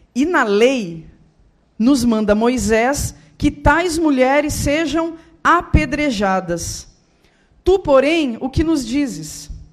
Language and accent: Portuguese; Rio Grande do Sul, Brazil; eu sou do Rio Grande do Sul, moro lá, toda a minha família mora lá